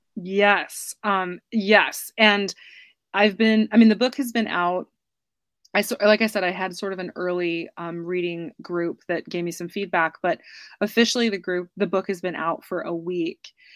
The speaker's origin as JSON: {"language": "English", "country": "United States", "accent": "American", "moved": "yes", "said": "my American accent"}